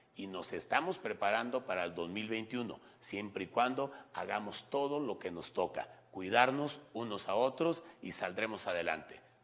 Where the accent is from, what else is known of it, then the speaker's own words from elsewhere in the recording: Aguascalientes, Mexico; nos identifican como aguascalentenses, como mexicanos